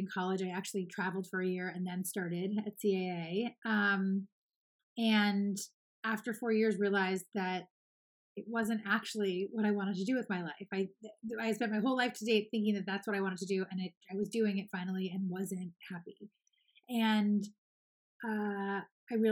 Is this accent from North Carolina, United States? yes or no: no; Los Angeles, California, United States; I'm born and raised in Los Angeles